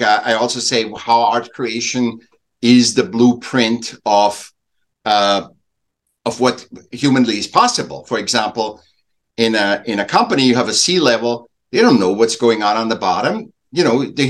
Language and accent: English; Vienna, Austria; I was born in Vienna, Austria, and I was a sick child. So my parents helped me back a year, and then I went in in a class